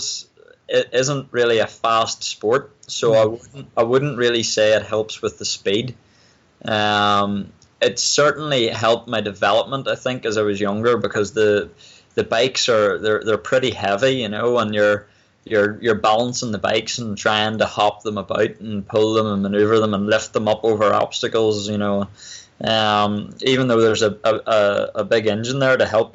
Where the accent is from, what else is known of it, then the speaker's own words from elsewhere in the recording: Castlewellan, Northern Ireland, United Kingdom; also born or lived in Spain; I spent most of my time around Castle Ellen, and that's where I went to school and stuff, was in Castle Ellen. So it was, I'd say that's where I'm from